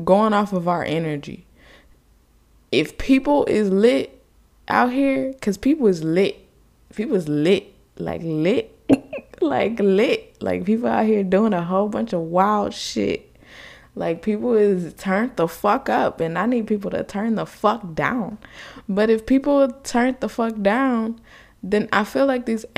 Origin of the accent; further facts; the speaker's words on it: United States; I just live here. I was just born here